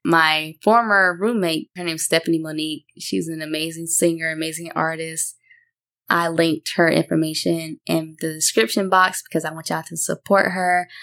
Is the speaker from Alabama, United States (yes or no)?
yes; Tuscaloosa, Alabama, United States; I'm from Tuscaloosa, Alabama.